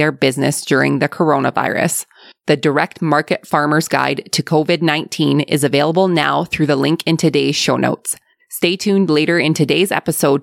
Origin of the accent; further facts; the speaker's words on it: Alberta, Canada; accent: Alberta; my Alberta accent